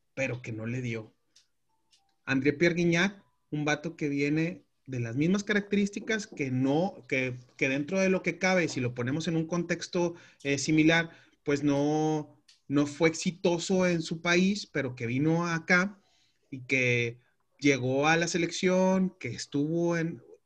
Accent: Mexico; como mexicanos

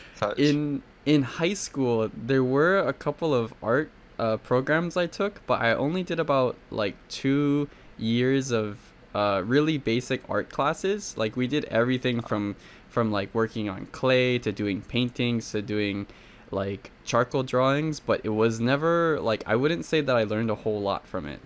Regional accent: Hawaii, United States; I'm from Hawaii, actually, so I'm, like, right in the middle oh. of the oh. Pacific Ocean.

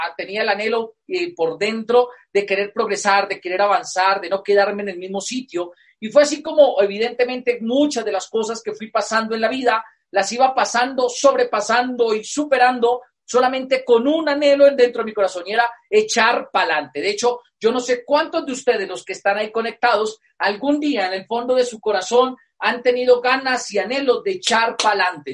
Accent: Moniquirá, Boyacá, Colombia; yo soy colombiano. Y yo nací en una provincia en Colombia, acá se llaman departamentos, que es una provincia por tradición agrícola.

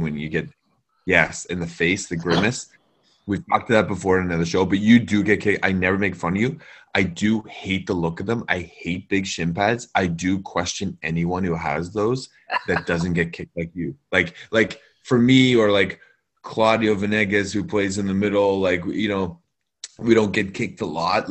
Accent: Ottawa, Ontario, Canada; I was raised in Bayshore.

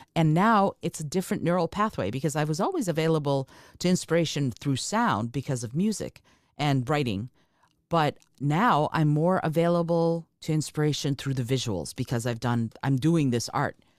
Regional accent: Moldova; moved away; I'm, I'm from Moldova. I was born in, in Moldova

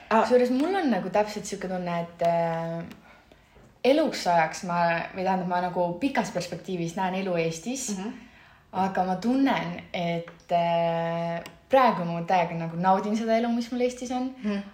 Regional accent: Estonia; moved away as an adult; also born or lived in Milan, Italy; ma lihtsalt olen nii eestlane

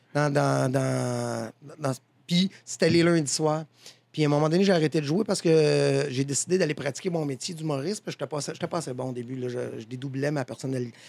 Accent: Saint-Blaise, Quebec, Canada; c'était à Saint-Blaise, je viens de Saint-Blaise, un petit village

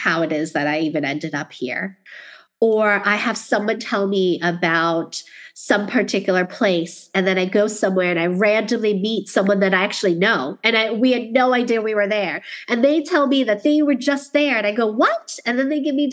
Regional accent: New York City, New York, United States; moved away; being a New Yorker who lived in Queens

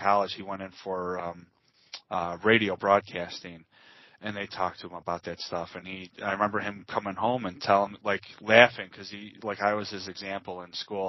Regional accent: Chicago, Illinois, United States; accent: Chicago; I'm born and bred. I'm a Chicagoan my entire life

